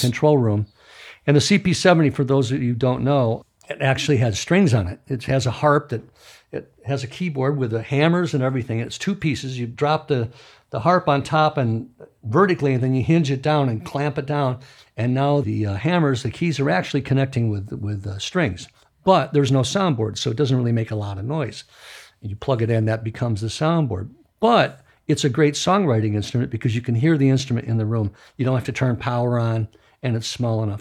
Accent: Midwest, United States; moved away; I grew up in the Midwest

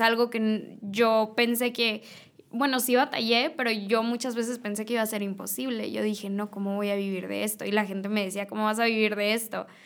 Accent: Reynosa, Tamaulipas, Mexico; now in Monterrey, Mexico; yo soy de Reynosa, Tamaulipas

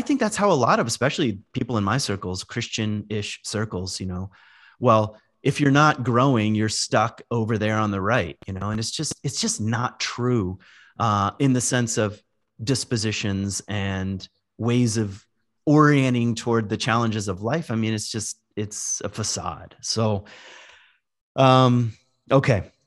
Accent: Virginia, United States; moved away; also born or lived in Michigan; I grew up in Virginia in the woods. I lived, when we moved to Michigan, I lived far out

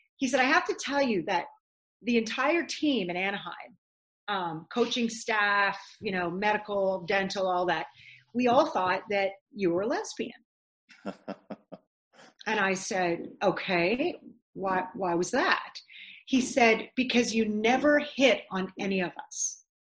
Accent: Ottawa, Ontario, Canada; moved away as an adult; now in Los Angeles, United States; even in Ottawa, I'm like, "This is my hometown.

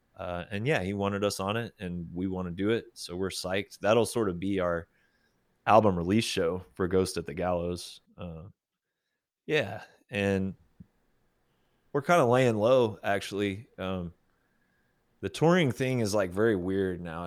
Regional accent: Oklahoma, United States; also born or lived in Arkansas / Texas; now in Austin, United States; growing up in Oklahoma

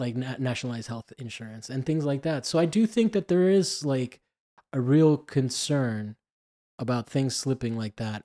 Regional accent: Miami, Florida, United States; moved away; I grew up in Miami and I'm Cuban

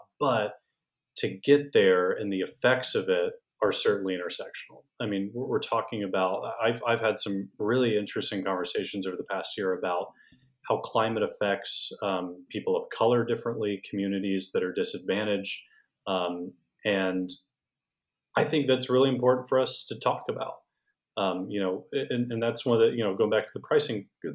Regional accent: Houston, Texas, United States; now in North Texas, United States; I was raised in Houston

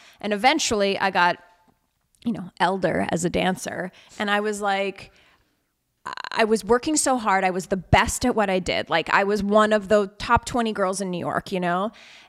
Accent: Alberta, Canada; where I grew up in Alberta in Canada, you really had like two options.

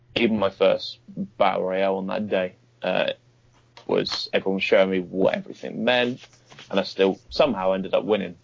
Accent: Bournemouth, South West England, United Kingdom; my hometown of Bournemouth, uh, which is about an hour away from London.

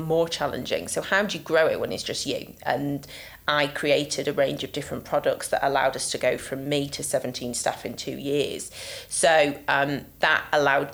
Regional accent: Yorkshire and the Humber, United Kingdom; I'm from Yorkshire after all

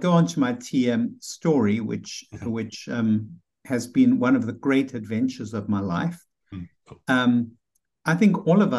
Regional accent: South Africa; moved away as an adult; now in New York City, United States; And I remember I came from South Africa to New York City.

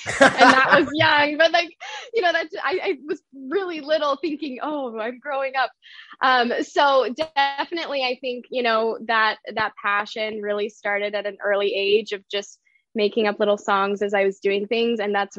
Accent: Denver, Colorado, United States; So I grew up moving around the Rocky Mountain area, mainly around Denver, Colorado. So I claim that as home. I've been in some other places, but it was really formative for me, you know, moving around every few years, going to different schools.

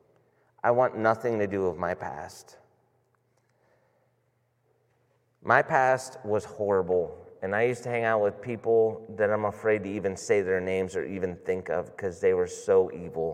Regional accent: Boardman, Ohio, United States; I grew up in Boardman

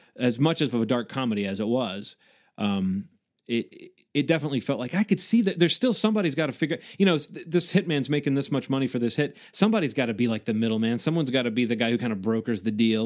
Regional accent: the South, United States; I am from the South

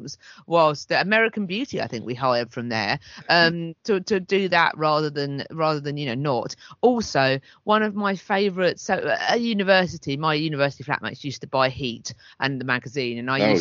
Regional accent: Hastings, South East England, United Kingdom; where I was growing up in Hastings

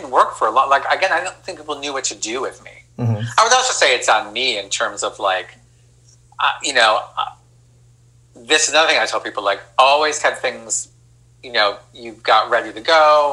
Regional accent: Rochester, New York, United States; moved away as an adult; I grew up in Rochester

